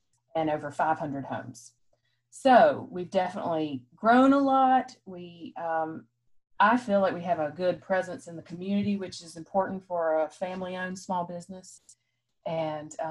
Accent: Rock Hill, South Carolina, United States; also born or lived in Columbia, South Carolina; now in Fort Mill, United States; move back to my hometown of Rock Hill

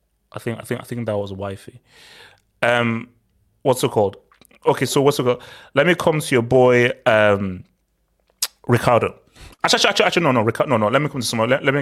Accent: Nigeria; I'm just a rogue Nigerian just trying to live.

